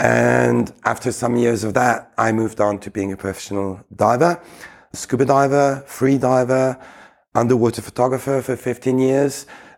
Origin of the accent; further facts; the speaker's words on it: Geneva, Switzerland; I was raised in Geneva, in Switzerland. Originally, I'm Greek, so I feel very much at home in any Mediterranean country.